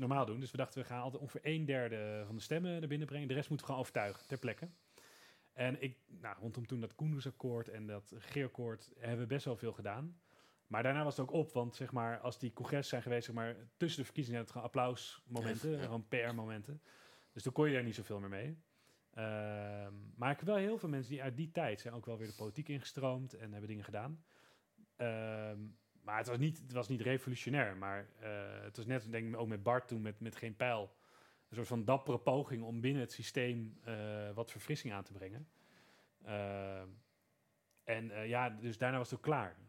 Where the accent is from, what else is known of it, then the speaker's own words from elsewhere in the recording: Veluwe, Gelderland, Netherlands; bij ons op de Veluwe